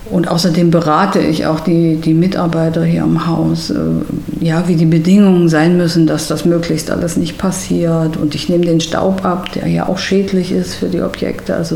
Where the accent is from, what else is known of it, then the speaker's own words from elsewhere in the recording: Erfurt, Thuringia, Germany; auch in Thüringen, weil ich stamme ja aus Erfurt.